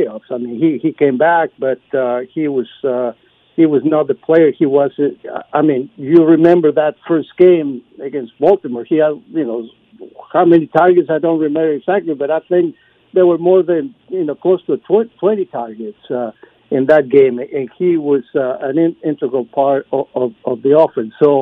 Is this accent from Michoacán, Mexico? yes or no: no; Torreón, Coahuila, Mexico; now in Austin, United States; my hometown in Mexico